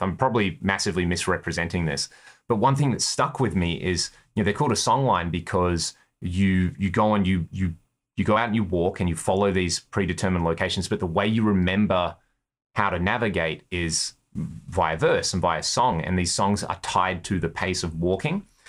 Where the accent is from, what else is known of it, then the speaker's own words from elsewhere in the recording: Australia; We're from Australia. We're in America.